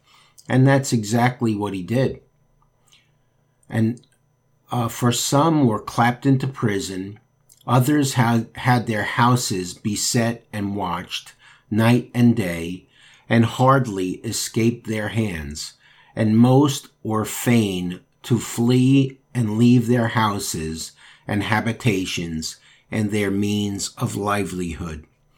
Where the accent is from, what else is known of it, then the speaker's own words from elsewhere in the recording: United States; That is our heritage as American citizens